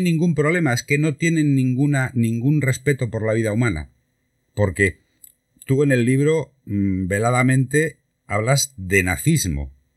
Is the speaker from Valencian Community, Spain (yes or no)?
no; Santander, Cantabria, Spain; now in Málaga, Spain; yo soy de Santander